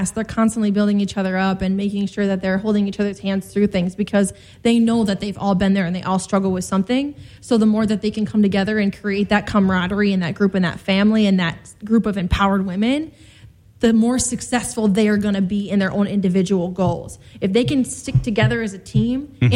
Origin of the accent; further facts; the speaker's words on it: South Dakota, United States; now in Chicago, United States; I'm originally from South Dakota, so I'm like down home, like middle